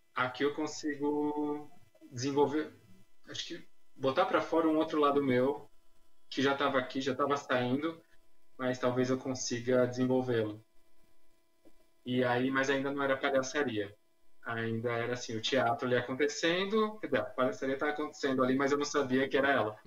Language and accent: Portuguese; São Paulo, Brazil; eu sou nascido, na verdade, na fronteira ali, São Paulo-Guarulhos, então, sou da cidade de São Paulo.